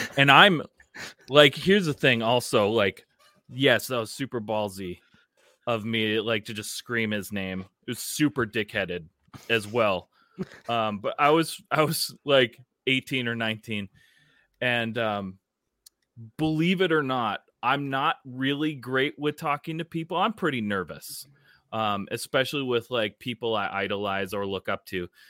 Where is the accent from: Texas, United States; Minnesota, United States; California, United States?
Minnesota, United States; as a Minnesotan